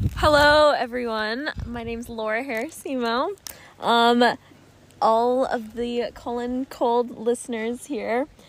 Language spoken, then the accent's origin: English; Kentucky, United States; I'm from Kentucky